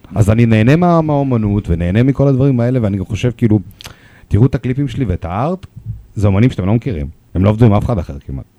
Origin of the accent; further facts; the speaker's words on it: Russia; accent: Russian; Hebrew is a second language; also born or lived in Moscow; now in Israel; יש לי מבטא